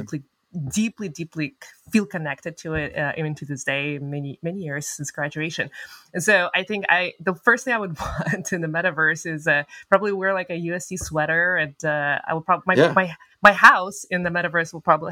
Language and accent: English; Almaty, Kazakhstan; moved away; Almaty, my hometown where I was born and raised